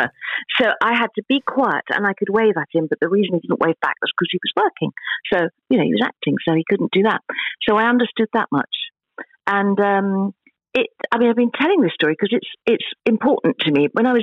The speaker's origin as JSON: {"language": "English", "region": "London", "country": "United Kingdom", "tie": "born or raised there", "moved": "yes", "lives_now": "Cornwall, United Kingdom", "said": "I was born in London"}